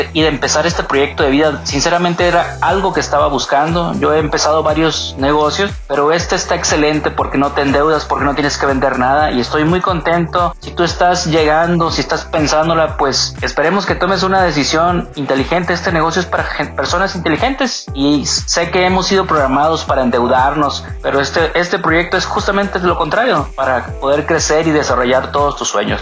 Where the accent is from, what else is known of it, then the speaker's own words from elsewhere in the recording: Sinaloa, Mexico; soy del estado de Sinaloa